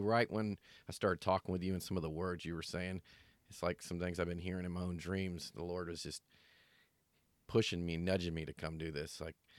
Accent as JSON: {"language": "English", "town": "Snellville", "region": "Georgia", "country": "United States", "tie": "born or raised there", "moved": "as an adult", "lives_now": "Arizona, United States", "said": "So at 12 years old, I was saved and baptized in my hometown of Georgia, Snellville, Georgia."}